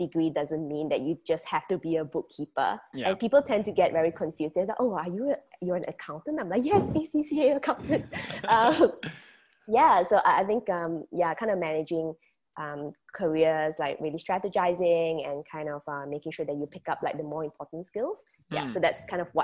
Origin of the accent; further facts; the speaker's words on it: Malaysia; I'll be representing Malaysia, born and bred in Malaysia and currently in Penang, Malaysia.